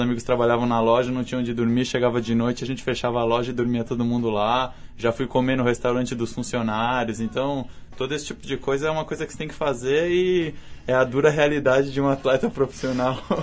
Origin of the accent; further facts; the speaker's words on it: Brazil; nós brasileiros